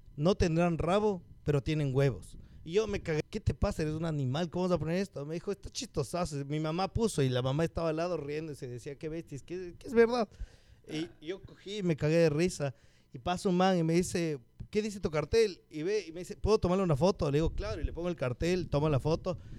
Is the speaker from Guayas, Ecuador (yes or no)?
no; Cumbayá, Pichincha, Ecuador; somos de Cumbaya